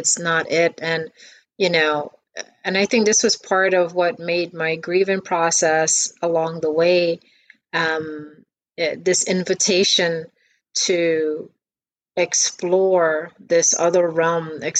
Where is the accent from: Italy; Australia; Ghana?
Ghana; moved away; growing up in Ghana, we grew up very poor.